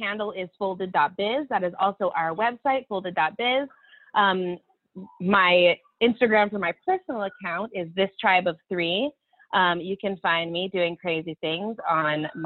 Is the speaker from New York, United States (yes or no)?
no; Olympia, Washington, United States; moved away as an adult; now in Utah, United States; We're from the Pacific Northwest